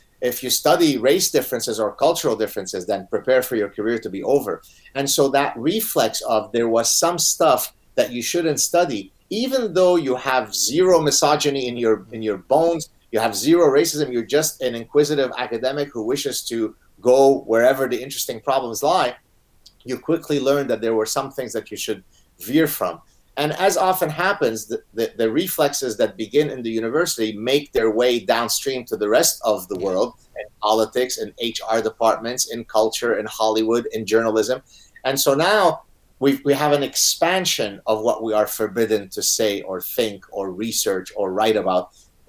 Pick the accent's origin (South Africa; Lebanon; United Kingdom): Lebanon; born or raised there; first language Arabic; English is a second language; also born or lived in Montreal, Canada; now in Canada